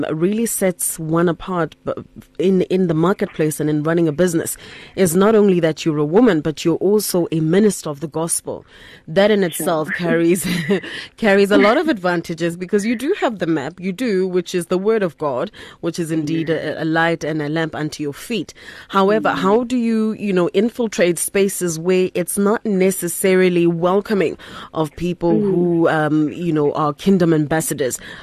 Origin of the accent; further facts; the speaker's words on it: Rustenburg, North West, South Africa; I come from Rustenburg in the Northwest, and we didn't necessarily always have opportunities